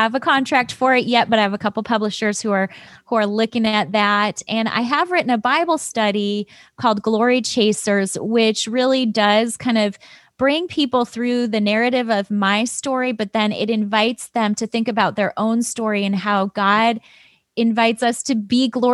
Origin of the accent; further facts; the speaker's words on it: Chicago, Illinois, United States; moved away as an adult; also born or lived in Michigan; I grew up in Chicago, south side of Chicago